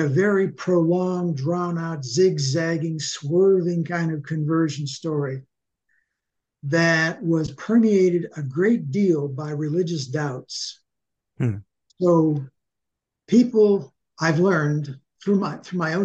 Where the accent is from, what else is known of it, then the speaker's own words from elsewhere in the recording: Sharon, Pennsylvania, United States; also born or lived in Minnesota; now in Ocala, United States; I was born in Sharon, Pennsylvania, 1945, which makes me 77 now